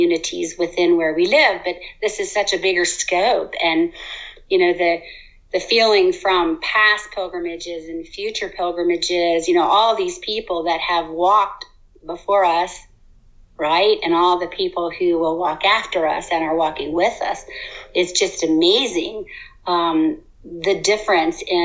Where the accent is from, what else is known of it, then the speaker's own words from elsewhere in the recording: United States; we grew up in the States